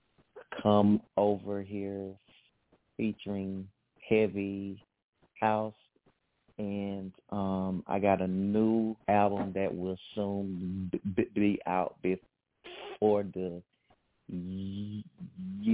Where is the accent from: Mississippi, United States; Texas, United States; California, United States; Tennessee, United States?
Mississippi, United States; Hattiesburg; I'm from Hattiesburg, Mississippi, and I sing R&B, neo soul, and a little bit of southern soul